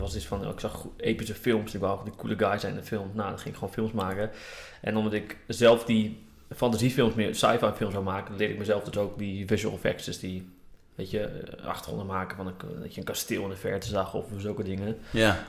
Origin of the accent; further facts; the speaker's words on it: Groningen, Netherlands; ik kom uit Groningen en daar eh, was er echt niks te doen